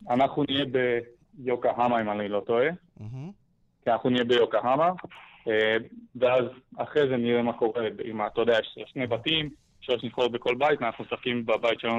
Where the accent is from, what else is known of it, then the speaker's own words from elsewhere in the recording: Israel; אז קודם כל אנחנו ארבעה ישראלים. ארבעה, אוקיי. ארבעה צברים.